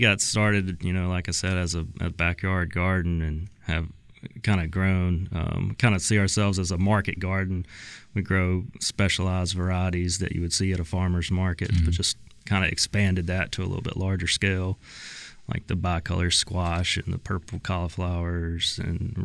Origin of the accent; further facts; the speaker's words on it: Cleveland, Mississippi, United States; I'm from Cleveland